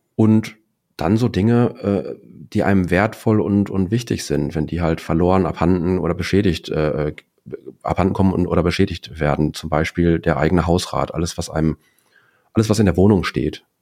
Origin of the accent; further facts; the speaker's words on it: Dortmund, North Rhine-Westphalia, Germany; komme aus Dortmund, bin selber zweifacher Vater, 45 Jahre alt.